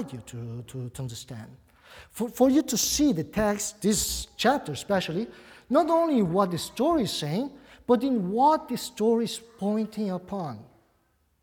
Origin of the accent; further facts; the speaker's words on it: Brazil; accent: Brazilian; English is a second language; also born or lived in Buenos Aires, Argentina; now in United States; I do have an accent. Probably many people, when I preach, they try to figure out where my accent comes from. It's Brazilian. I spent most of my life in Brazil. But of course, I wasn't born there. I was born in Argentina, actually.